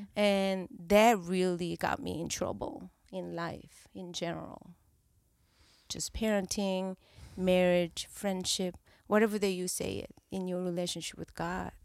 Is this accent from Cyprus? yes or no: no; South Korea; English is a second language; moved away as an adult; now in California, United States; I grew up in Korea until twenty-nine